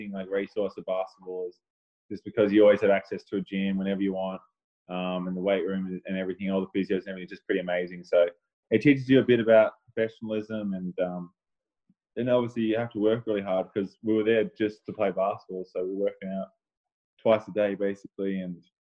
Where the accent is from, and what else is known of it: Melbourne, Victoria, Australia; born or raised there; also born or lived in New York, United States